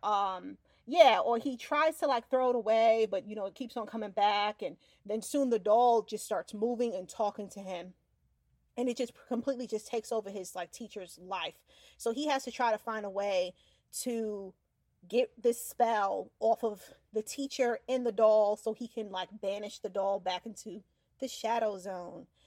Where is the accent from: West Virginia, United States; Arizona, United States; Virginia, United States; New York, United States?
New York, United States; now in Florida, United States; growing up in New York